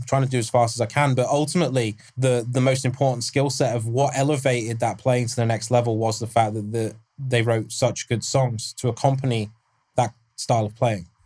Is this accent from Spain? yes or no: no; England, United Kingdom; I'm English